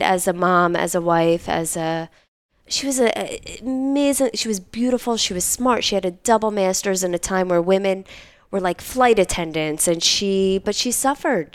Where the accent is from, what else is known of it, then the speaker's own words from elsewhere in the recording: Philadelphia, Pennsylvania, United States; moved away as an adult; also born or lived in New York; I'm originally from Philadelphia, from Northeast Philadelphia